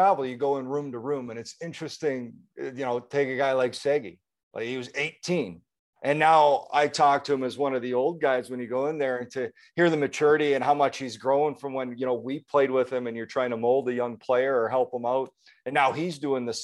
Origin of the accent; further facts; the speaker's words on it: Manitoba, Canada; my home province